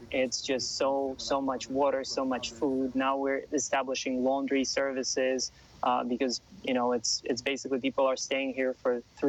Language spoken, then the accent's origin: English; Ukraine; now in Los Angeles, United States; I live in Los Angeles. I am from Ukraine. I have family in Ukraine.